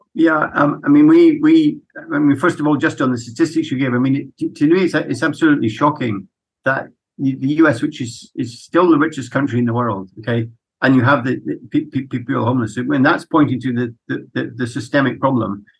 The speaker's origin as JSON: {"language": "English", "town": "Edinburgh", "region": "Scotland", "country": "United Kingdom", "tie": "born or raised there", "said": "I'm was brought up in Edinburgh in Scotland"}